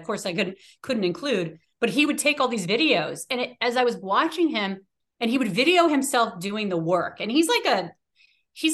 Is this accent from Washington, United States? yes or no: yes; Washington, United States; also born or lived in New York; when we moved to Washington, when I was one